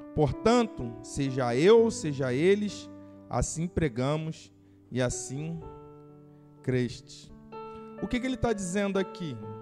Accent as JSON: {"language": "Portuguese", "country": "Brazil", "said": "como brasileiro"}